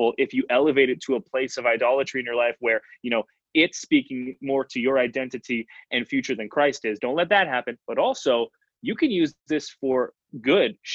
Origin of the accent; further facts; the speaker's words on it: Canada; I'm from Canada, we're playing street hockey in youth group.